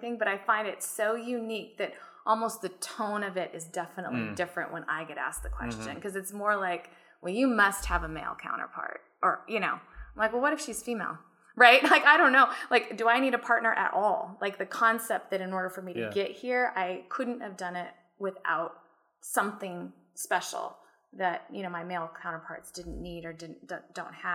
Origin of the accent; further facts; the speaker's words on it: United States; I was born in the United States of America.